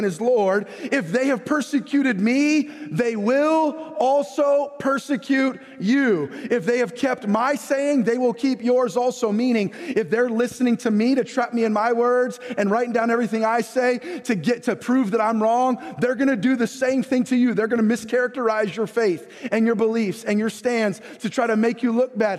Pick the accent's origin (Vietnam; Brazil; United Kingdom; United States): United States; we as American believers